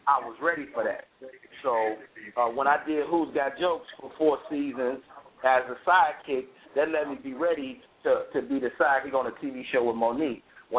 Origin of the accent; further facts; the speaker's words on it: Chicago, Illinois, United States; also born or lived in Monroe, Louisiana / Bay Area; Like, I'm from Chicago. I finished high school in Monroe, Louisiana.